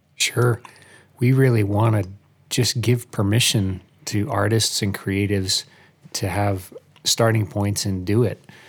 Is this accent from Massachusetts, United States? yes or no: no; Albany, New York, United States; moved away as an adult; now in Nashville, United States; I grew up in Albany, New York, moved to Nashville area about four years ago